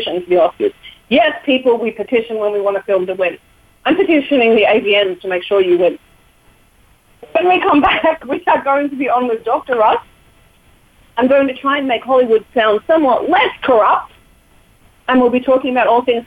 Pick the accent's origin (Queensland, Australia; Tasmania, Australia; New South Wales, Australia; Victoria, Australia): Tasmania, Australia; Chasm Creek; which is right near Burnie and Chasm Creek, which is where I grew up